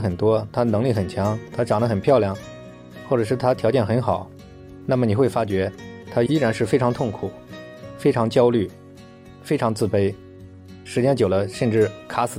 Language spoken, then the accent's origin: Chinese; China; 我们中国人的文化就是向来对这种过度的欲望就不是非常认同。